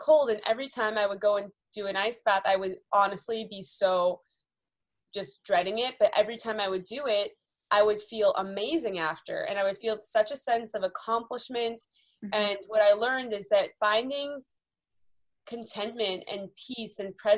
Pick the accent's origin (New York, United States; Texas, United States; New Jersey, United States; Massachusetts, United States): Massachusetts, United States; Boston; moved away as an adult; also born or lived in North Carolina / California; now in Los Angeles, United States; growing up in Boston